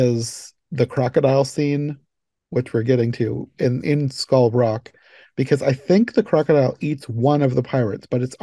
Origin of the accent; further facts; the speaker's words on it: Iowa, United States; I'm from Iowa and I've hardly ever been out of Iowa